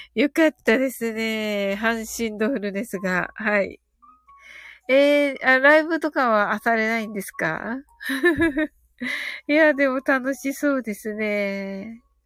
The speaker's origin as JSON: {"language": "Japanese", "region": "Kyushu", "country": "Japan", "said": "私はね、あの、九州人なんでね"}